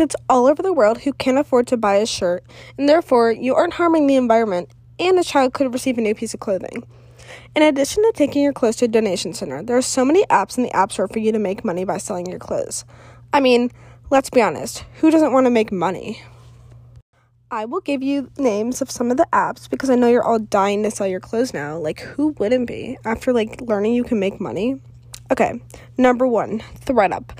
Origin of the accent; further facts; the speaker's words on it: Cleveland, Ohio, United States; also born or lived in Elon University, North Carolina; I am from Cleveland, Ohio.